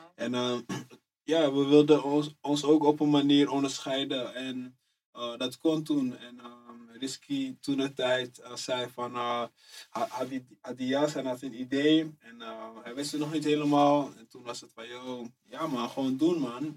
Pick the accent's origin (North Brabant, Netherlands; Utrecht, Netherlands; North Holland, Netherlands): North Holland, Netherlands; Amsterdam; Ik kom uit Amsterdam Oost, Eastside, buurt.